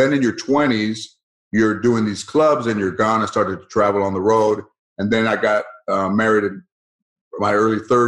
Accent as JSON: {"language": "English", "town": "Los Angeles", "region": "California", "country": "United States", "tie": "born or raised there", "said": "I grew up in San Fernando, Mission Hills."}